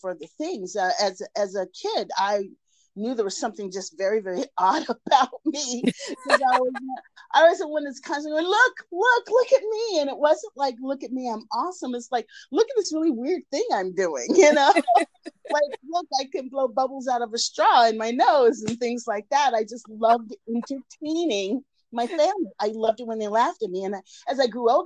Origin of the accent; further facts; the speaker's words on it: Washington, District of Columbia, United States; moved away as an adult; now in Los Angeles, United States; I am originally from Washington, D.C., but I've been living in Los Angeles for almost a quarter of a century now